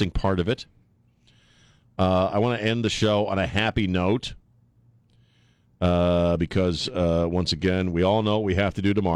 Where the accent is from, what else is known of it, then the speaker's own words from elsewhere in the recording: Maryland, United States; moved away; I would follow the Orioles when I was growing up in Maryland